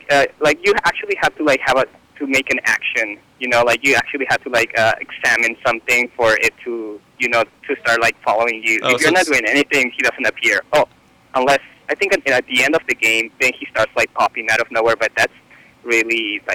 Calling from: San Francisco, California, United States; I'm calling from San Francisco.

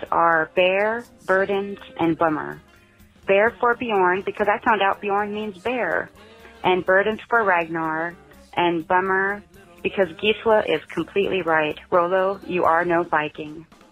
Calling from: Oregon coast, United States; I'm calling from the Oregon coast.

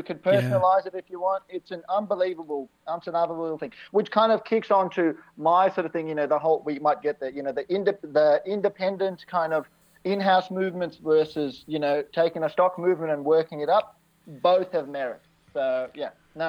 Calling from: Melbourne, Victoria, Australia; I'm down in Melbourne.

